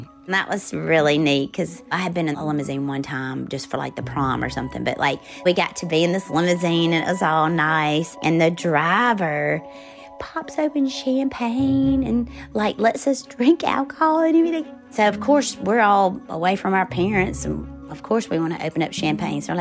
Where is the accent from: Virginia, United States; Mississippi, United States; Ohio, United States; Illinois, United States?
Mississippi, United States; Forest; moved away as an adult; I grew up in Forest, Mississippi, and I lived on the same street as a major chicken plant.